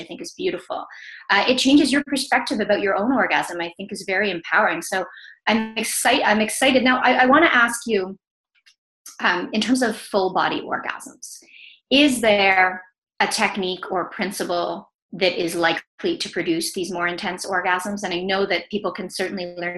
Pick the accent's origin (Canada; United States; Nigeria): Canada; accent: Canadian; my Canadian accent